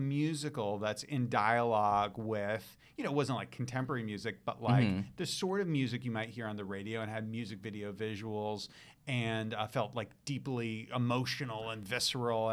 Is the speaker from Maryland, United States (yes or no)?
no; New York City, New York, United States; I grew up in New York City. I grew up in Manhattan